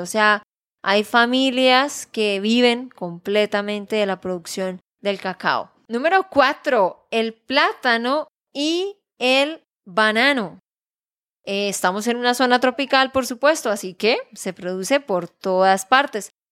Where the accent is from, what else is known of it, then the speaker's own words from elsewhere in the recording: Santander, Colombia; de Santander, Colombia